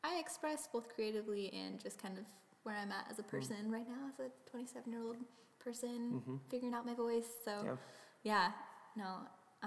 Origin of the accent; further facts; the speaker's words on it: Bellingham, Washington, United States; also born or lived in Norway; now in Colorado, United States; I grew up in Bellingham